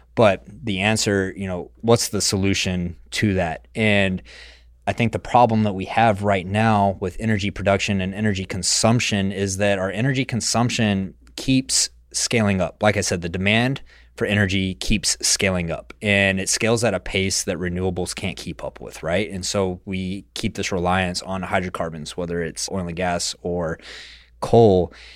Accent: West Texas, United States; born or raised there

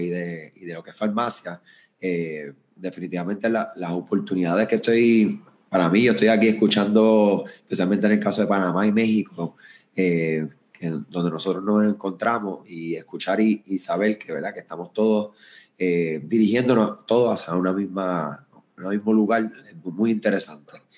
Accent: Puerto Rico; soy de acá de Puerto Rico, eh, yo me encuentro en el área de San Juan

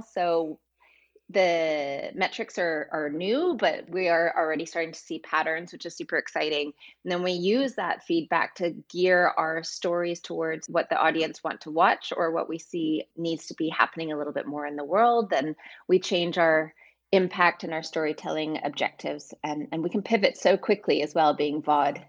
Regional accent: Vancouver, British Columbia, Canada; moved away as an adult; also born or lived in London / Amsterdam; I am originally from Vancouver, Canada. And 20 years ago, I moved to London.

